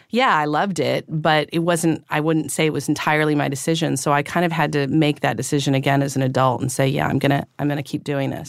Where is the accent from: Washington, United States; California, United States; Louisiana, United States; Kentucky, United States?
California, United States; Northern; also born or lived in Los Angeles / Paris; now in New York, United States; I was born in Northern California